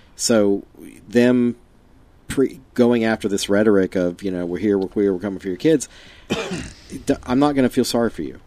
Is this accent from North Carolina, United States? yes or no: yes; Fayetteville, North Carolina, United States; I say I'm from Fayetteville.